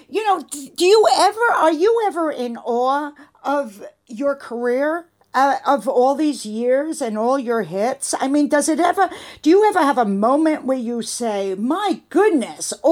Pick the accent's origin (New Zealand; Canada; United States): United States; New York City, New York; I know you could tell I am too.